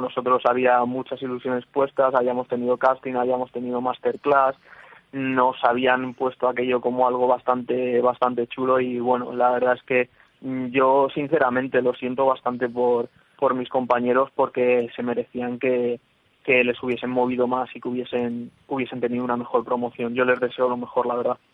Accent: Plasencia, Extremadura, Spain; now in Madrid, Spain; yo soy extremeño, pero yo soy de Plasencia

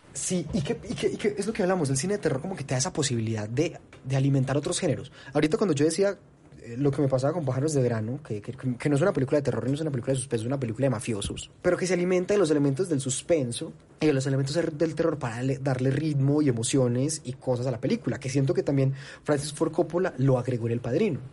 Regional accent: Colombia; como cinéfilo colombiano

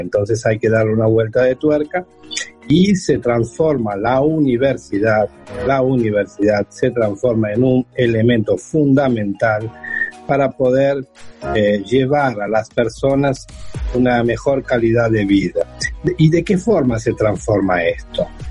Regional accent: Buenos Aires, Argentina; now in Seville, Spain; soy natural de Buenos Aires, de Argentina, vivo en Andalucía, vivo en Sevilla

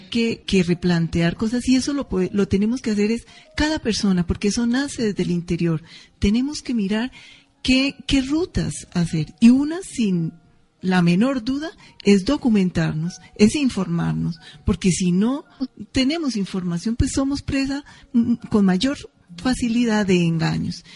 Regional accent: Colombia; a muchos colombianos y colombianas nos remueve por allá nuestro sentir

